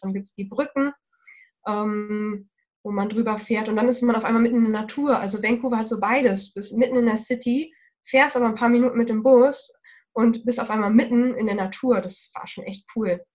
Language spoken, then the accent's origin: German; Germany; hier bei uns in Deutschland